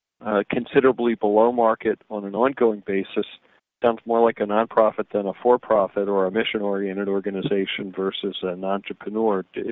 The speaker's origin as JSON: {"language": "English", "town": "Philadelphia", "region": "Pennsylvania", "country": "United States", "tie": "born or raised there", "said": "I grew up in Philadelphia"}